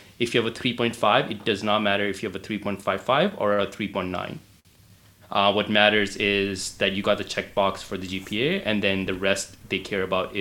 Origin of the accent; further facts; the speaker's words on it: Calgary, Alberta, Canada; also born or lived in Houston; So I'm from Canada. I'm from Calgary. It's a city in the province of Alberta